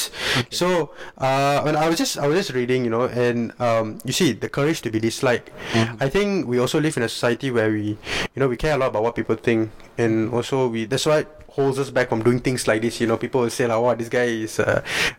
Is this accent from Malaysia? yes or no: yes; Malaysia; we're Malaysians, okay? Yeah. We're Malaysian Indians